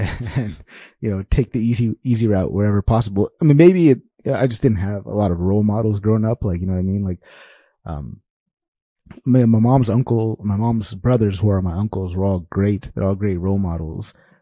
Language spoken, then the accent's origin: English; Sacramento, California, United States; I grew up in South Sacramento, California.